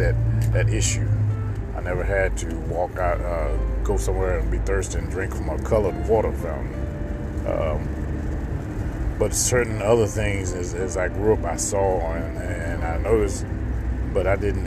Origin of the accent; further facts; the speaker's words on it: the South, United States; even I grew up in the South